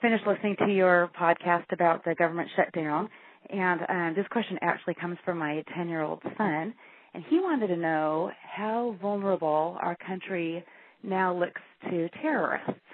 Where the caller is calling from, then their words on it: Washington, United States; I'm calling you from Washington State.